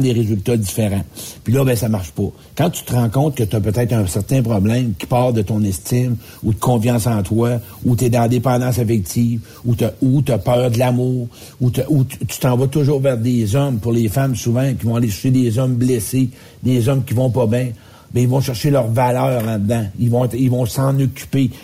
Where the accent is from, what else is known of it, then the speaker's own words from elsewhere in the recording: Quebec, Canada; Moi, je viens du Québec